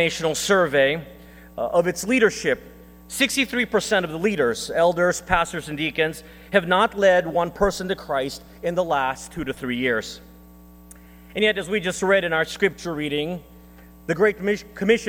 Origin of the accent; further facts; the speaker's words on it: Texas, United States; born or raised there; moved away; also born or lived in Philippines